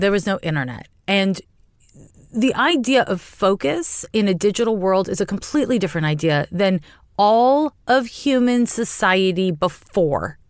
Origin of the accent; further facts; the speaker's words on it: Montreal, Quebec, Canada; moved away as an adult; also born or lived in California; now in San Francisco, United States; was raised in Canada. I'm from Montreal, uh, and I live in California